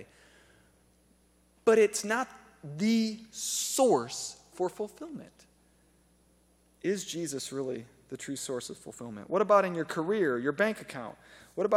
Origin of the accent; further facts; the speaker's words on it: United States; I'm an American